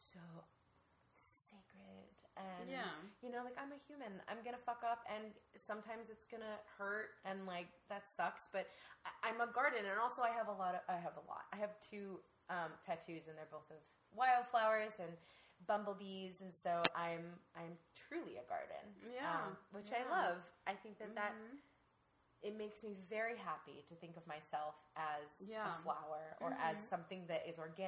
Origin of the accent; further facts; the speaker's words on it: Ohio, United States; I grew up in Ohio